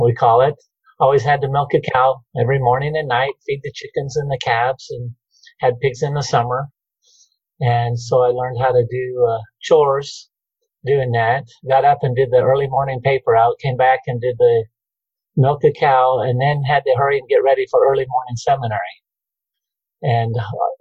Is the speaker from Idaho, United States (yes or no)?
yes; Emmett, Idaho, United States; also born or lived in Fruitland, Idaho / Meridian, Idaho; I was born and raised in Emmett